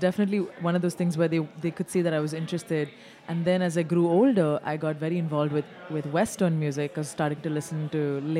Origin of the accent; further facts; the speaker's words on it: Dubai, United Arab Emirates; moved away as an adult; also born or lived in India; I grew up in Dubai, had 17 years of high school in Dubai, and then went to India to do my first college